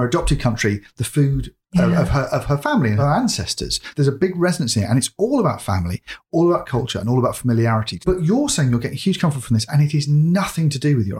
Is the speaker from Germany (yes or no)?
no; England, United Kingdom; being English